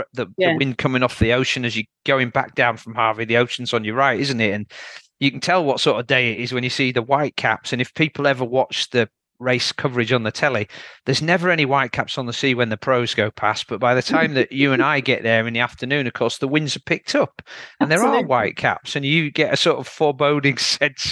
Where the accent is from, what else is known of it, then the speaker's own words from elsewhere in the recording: Yorkshire and the Humber, United Kingdom; I'm from Yorkshire, so we've got some fairly good steep downhills here.